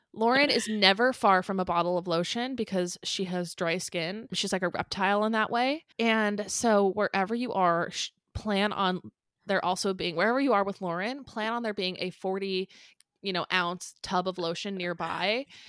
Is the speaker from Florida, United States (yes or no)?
no; San Clemente, California, United States; born or raised there